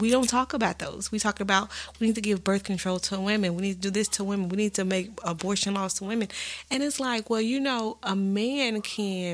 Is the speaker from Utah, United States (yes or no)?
no; Texas, United States; we're from Texas